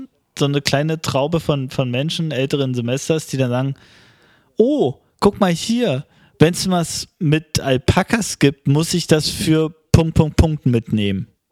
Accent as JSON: {"language": "German", "region": "East Germany", "country": "Germany"}